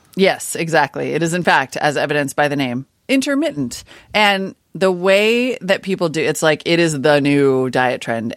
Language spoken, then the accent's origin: English; Montana, United States; I grew up in Montana